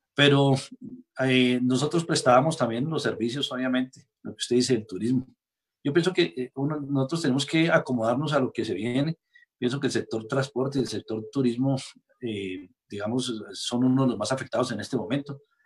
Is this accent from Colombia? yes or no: yes; Boyacá, Colombia; nosotros, digamos, los boyacenses